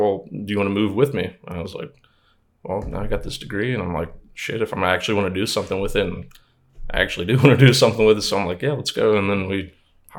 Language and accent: English; Pennsylvania, United States; moved away as an adult; also born or lived in Huntington Beach, California; now in San Diego, United States; I moved from Pennsylvania to Huntington Beach, California, and then from Huntington Beach I moved back to Pennsylvania, and like I did like high school and college there